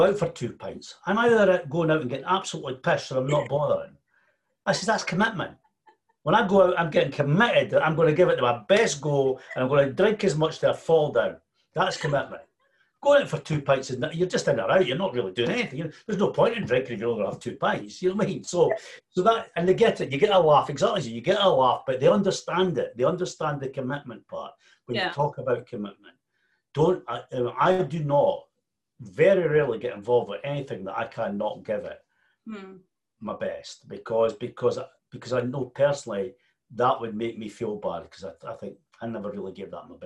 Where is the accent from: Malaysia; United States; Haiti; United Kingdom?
United Kingdom; Scotland; And we're very Scottish